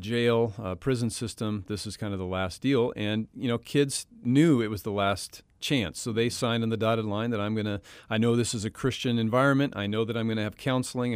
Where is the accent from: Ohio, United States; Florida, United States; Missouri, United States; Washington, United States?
Washington, United States; Western; I grew up in Western Washington